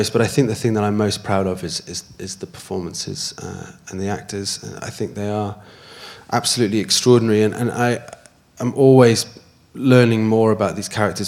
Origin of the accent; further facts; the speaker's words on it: Wales, United Kingdom; the mountaintop scene is my favourite place on earth. It's where I grew up